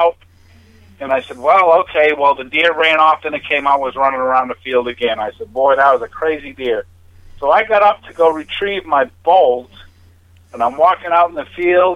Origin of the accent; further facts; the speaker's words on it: New Hampshire, United States; moved away as an adult; now in San Diego, United States; originally from New Hampshire, but I went in the Navy and retired out of the Navy you know, 26 years